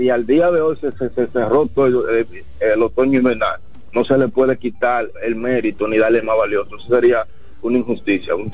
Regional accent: Santiago, Dominican Republic; yo soy de Santiago y, yo soy aguilucho

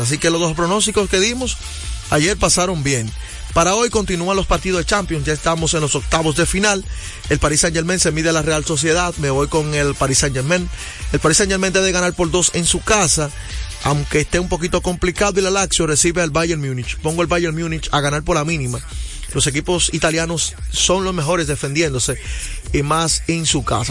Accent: Dominican Republic; un buen dominicano

